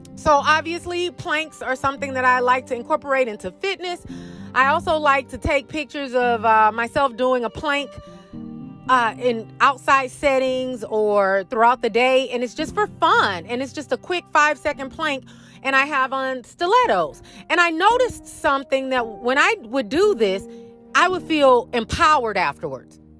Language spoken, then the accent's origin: English; St. Louis, Missouri, United States; moved away; I'm originally from St. Louis, which is a show me state